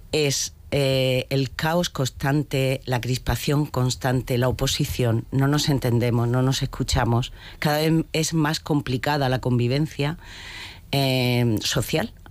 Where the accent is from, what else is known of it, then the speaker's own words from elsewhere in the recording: Region of Murcia, Spain; somos todos murcianos.